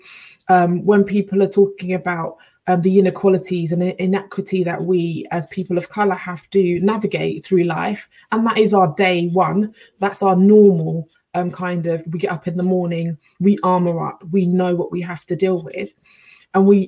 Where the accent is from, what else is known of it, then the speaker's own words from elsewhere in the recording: United Kingdom; I'm fiercely proud of being black British with a Caribbean heritage.